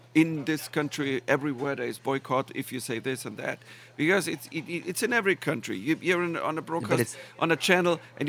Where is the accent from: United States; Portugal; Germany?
Germany; And I come from Germany. I come from Germany.